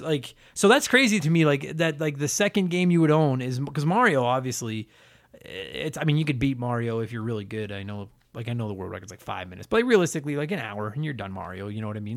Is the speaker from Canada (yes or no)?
yes; Canada; I'm Canadian